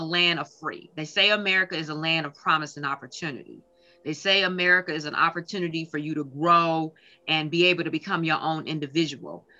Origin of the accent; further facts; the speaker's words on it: Minneapolis, Minnesota, United States; moved away as an adult; now in Detroit, United States; I grew up actually in Minneapolis, Minnesota. I moved here to Detroit, Michigan, probably about 15 years ago